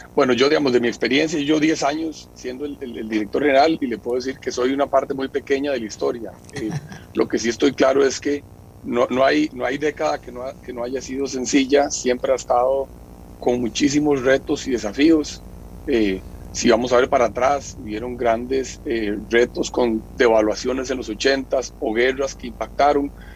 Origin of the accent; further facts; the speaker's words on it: Costa Rica; como Tico